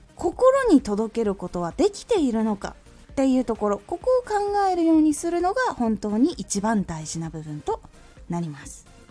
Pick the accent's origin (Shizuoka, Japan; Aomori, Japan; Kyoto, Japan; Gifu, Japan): Aomori, Japan; 私の地元青森でも基本的にはバスが1日に数本とかしかない